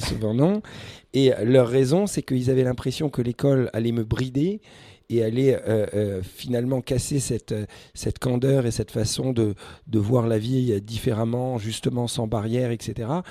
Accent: Paris, Île-de-France, France; also born or lived in Algeria; depuis l'âge de 5 ans, j'ai grandi à Paris

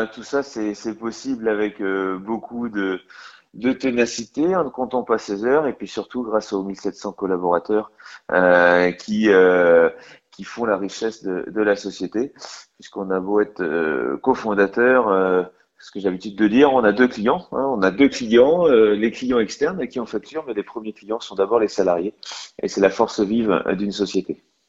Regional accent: Lorient, Brittany, France; je suis originaire du Morbihan et, euh, donc originaire de, des côtes, puisque j'habite et je suis originaire de Lorient

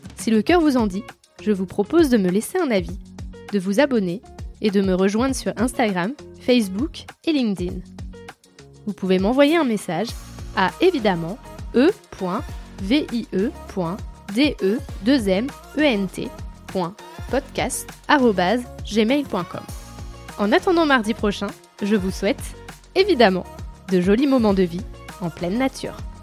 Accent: France; chez nous en France

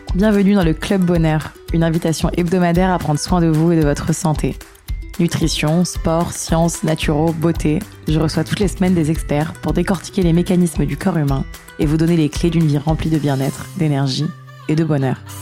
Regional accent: Yvelines, Île-de-France, France; j'ai grandi dans les Yvelines

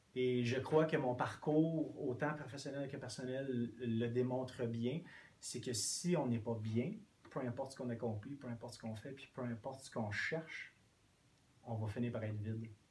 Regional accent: Quebec, Canada; first language English; French is a second language; étant anglophone, oui. je me suis rarement senti chez moi au Québec

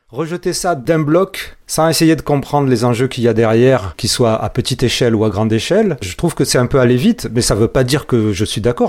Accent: Marseille, Provence-Alpes-Côte d'Azur, France; je suis marseillais

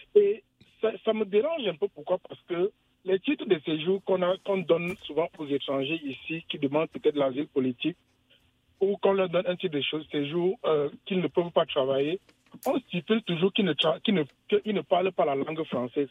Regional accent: Cameroon; moved away; je viens du Cameroun

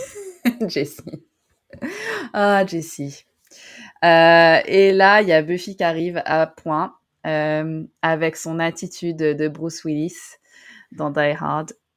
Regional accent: Roubaix, Hauts-de-France, France; moved away; je viens de Roubaix, donc je viens du nord.

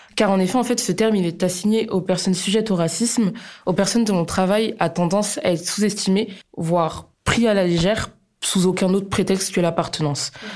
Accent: Poitou-Charentes, Nouvelle-Aquitaine, France; je viens du Poitou-Charentes

